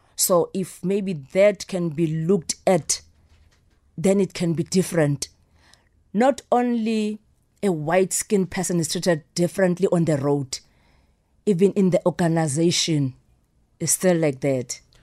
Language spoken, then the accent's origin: English; Soweto, Gauteng, South Africa; I grew up in Soweto